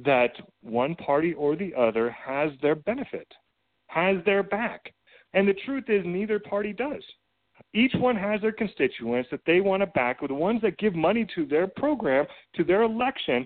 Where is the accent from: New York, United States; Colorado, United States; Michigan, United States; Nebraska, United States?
Colorado, United States; my home state of Colorado